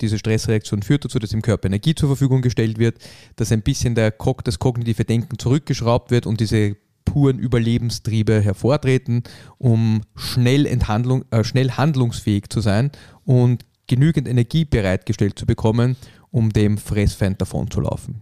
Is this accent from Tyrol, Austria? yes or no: no; Vienna, Austria; wir haben halt diese Wiener Gemütlichkeit